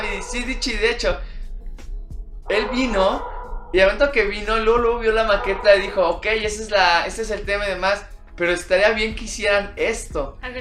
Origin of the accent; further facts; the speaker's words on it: Mexico; nosotros como mexicanos